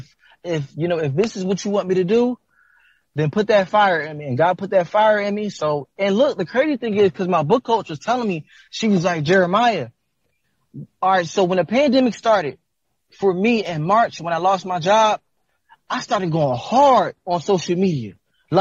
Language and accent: English; Philadelphia, Pennsylvania, United States; I'm from North Philadelphia